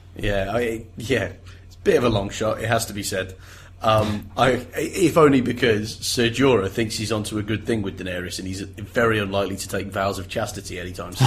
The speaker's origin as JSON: {"language": "English", "region": "England", "country": "United Kingdom", "tie": "born or raised there", "said": "we grew up in England"}